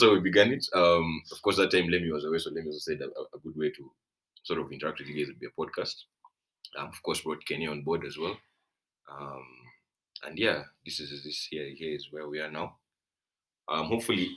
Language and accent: English; Uganda; moved away as an adult; now in Kenya; I grew up in Uganda, but came back to Kenya a few years ago. So I'm sort of a dual citizen